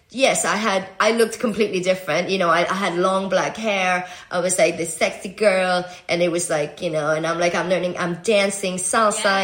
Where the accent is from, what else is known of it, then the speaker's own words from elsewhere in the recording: Venezuela; I'm Venezuelan. I'm American.